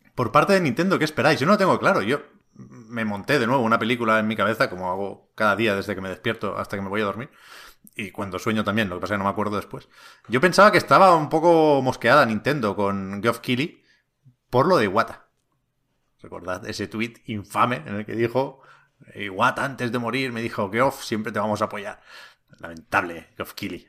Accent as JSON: {"language": "Spanish", "town": "Tiana", "region": "Catalonia", "country": "Spain", "said": "Yo soy de Tiana, eh, un pueblo aquí cerca de Barcelona"}